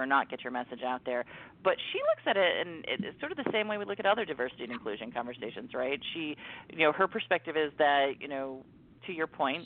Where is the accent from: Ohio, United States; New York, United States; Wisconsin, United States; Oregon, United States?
Ohio, United States; Mansfield; moved away; I go home to my hometown of Mansfield, Ohio